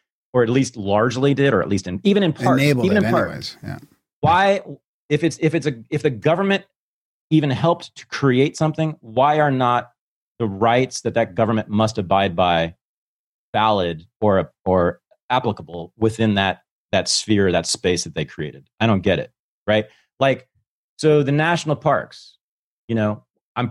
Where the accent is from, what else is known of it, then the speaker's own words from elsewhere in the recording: United States; as an American